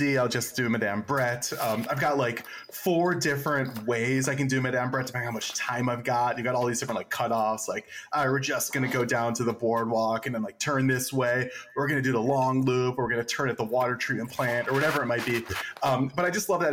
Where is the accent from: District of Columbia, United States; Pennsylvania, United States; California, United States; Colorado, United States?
District of Columbia, United States; Washington; also born or lived in New York; now in Beacon, United States; I grew up in the D.C. area and lived in New York for many years before coming up the Beacon.